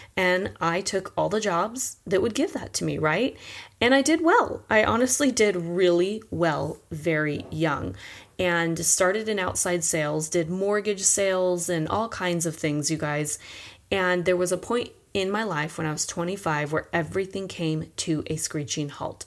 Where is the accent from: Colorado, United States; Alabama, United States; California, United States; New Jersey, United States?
California, United States; Chino; now in San Diego, United States; I grew up in Chino, California, with two sisters